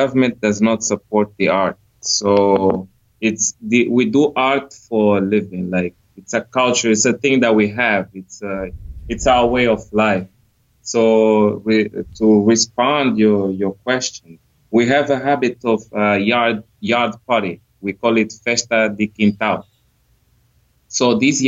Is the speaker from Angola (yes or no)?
yes; Angola; I come from Angola